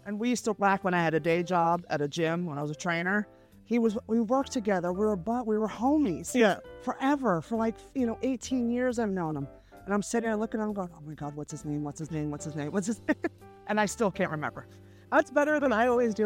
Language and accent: English; San Francisco, California, United States; I'm from San Francisco